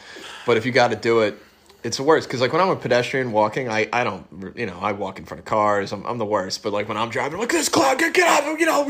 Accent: New York, United States; moved away; also born or lived in West Virginia / Jacksonville, Florida; growing up in New York and then living in West Virginia

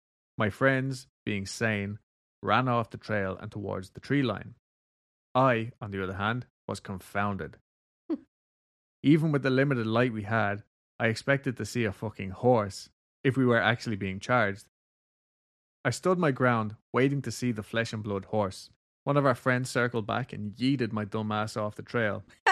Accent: Colorado, United States; growing up in Colorado was a good time. We don't have nearly the amount of history packed into places on the East Coast, so our ghost legends are few, far between, and new-ish.

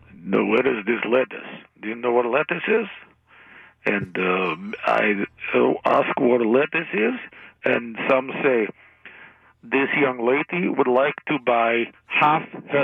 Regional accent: Texas, United States; But I'm from Texas.

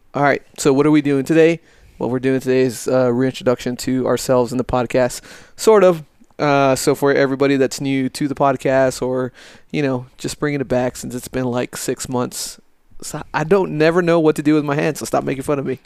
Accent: El Paso, Texas, United States; moved away as an adult; born and raised in El Paso, Texas, Lower Valley, Socorro

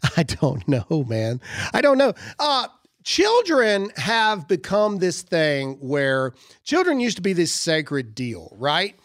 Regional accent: Mississippi, United States; I'm from Mississippi

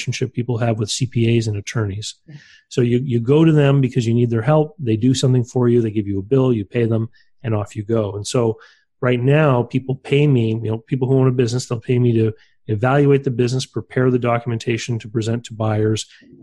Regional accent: New Brunswick, Canada; I was the only person in my province. I live here on the East Coast of Canada. I was the first person in New Brunswick

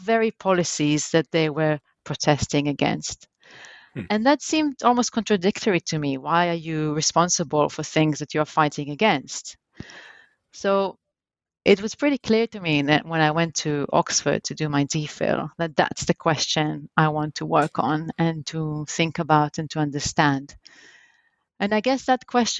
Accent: Jerusalem, Jerusalem District, Israel; I was born in Jerusalem in Israel, and that's where actually I grew up.

